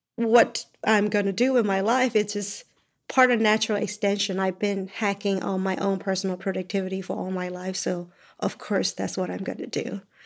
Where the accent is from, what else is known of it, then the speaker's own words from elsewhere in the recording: Myanmar; moved away; I came from Burma.